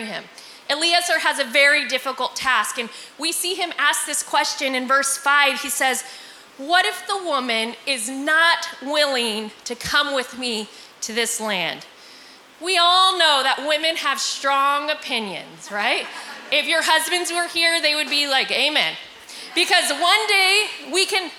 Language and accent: English; Visalia, California, United States; I'm from Visalia, Fresno, pretty close to here